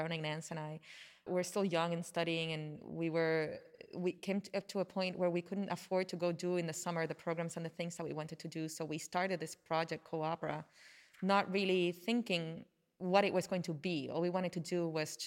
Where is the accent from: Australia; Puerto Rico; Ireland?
Puerto Rico; accent: Puerto Rican; first language Spanish; English is a second language; I say zarzuela with my Puerto Rican accent